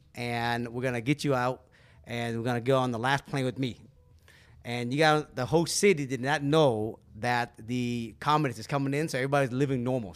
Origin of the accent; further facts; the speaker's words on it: Seattle, Washington, United States; also born or lived in California; we grew up in Seattle